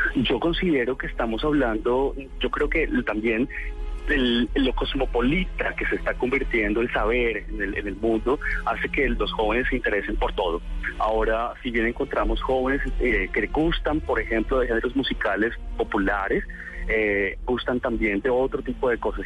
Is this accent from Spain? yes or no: no; Colombia; nosotros somos como colombianos